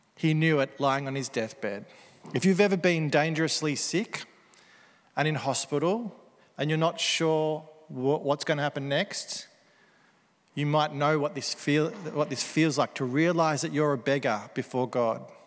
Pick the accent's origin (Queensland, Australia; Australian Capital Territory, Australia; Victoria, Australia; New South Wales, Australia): Victoria, Australia; Melbourne; Aussie Melbourne Christians